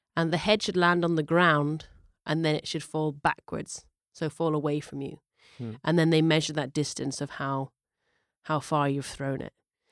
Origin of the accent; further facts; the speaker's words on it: Scotland, United Kingdom; from my home and native land